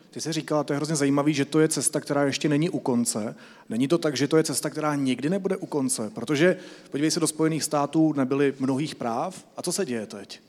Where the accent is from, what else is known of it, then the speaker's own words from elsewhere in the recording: Czechia; jako Češi